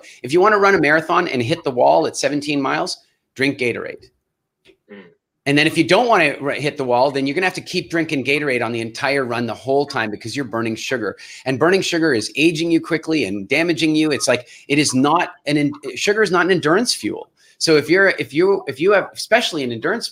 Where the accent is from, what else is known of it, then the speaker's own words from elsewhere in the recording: Canada; And I'm Canadian.